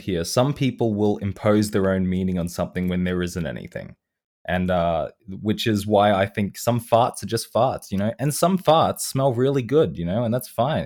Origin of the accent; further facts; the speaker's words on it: Australia; I am an Australian person